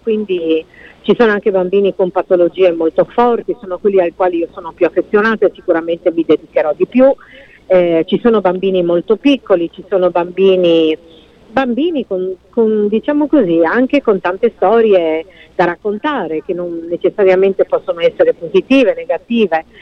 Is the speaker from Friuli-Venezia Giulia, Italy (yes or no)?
yes; Friuli-Venezia Giulia, Italy; il Friuli Venezia Giulia, dottoressa, quindi è la mia regione, la mia terra, sono le mie persone, sono la mia gente